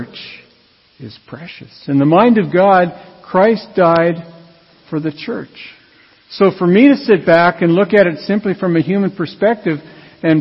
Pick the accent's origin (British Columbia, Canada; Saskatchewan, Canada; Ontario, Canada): Saskatchewan, Canada; Radville; I grew up in Radville, Saskatchewan, and it was a town that was divided between French Catholic and English.